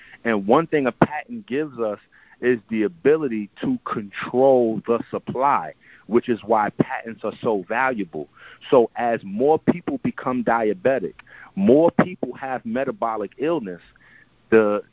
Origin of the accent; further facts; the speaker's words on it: New York City, New York, United States; I'm Haitian. I'm from the Bronx